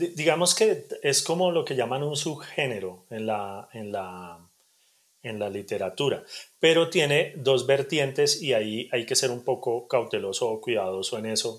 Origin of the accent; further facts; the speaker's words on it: Bogotá, Colombia; also born or lived in Cali / Soacha; realmente crecí en Cali hasta los 7, 8 años y después por cosas de negocios resultamos en Bogotá y, yo crecí en la localidad de Suba